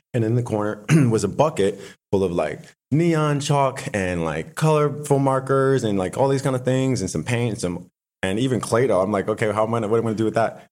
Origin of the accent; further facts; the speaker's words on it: Buffalo, New York, United States; also born or lived in West Hollywood / Hancock Park; now in Los Angeles, United States; I grew up in Buffalo, New York